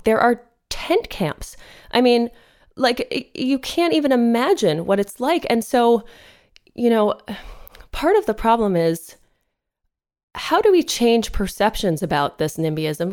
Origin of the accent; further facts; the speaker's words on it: East Coast, United States; now in Los Angeles, United States; I'm not from here, you know, I'm from the East Coast